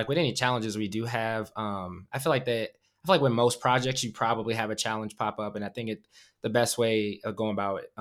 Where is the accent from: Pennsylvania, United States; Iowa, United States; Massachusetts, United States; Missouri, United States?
Iowa, United States; Davenport; I'm from Iowa. I'm from a small city, that, you know, Quad Cities, Davenport, Iowa. Even they have like two breweries now. It's like, that wasn't even a thing when growing up